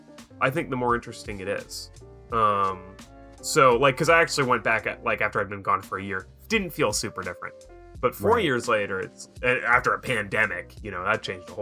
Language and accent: English; Washington, United States; moved away; I was visiting my home state of Washington State